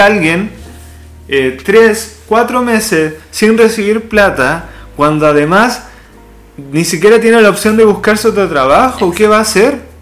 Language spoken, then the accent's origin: Spanish; Chile; somos Chile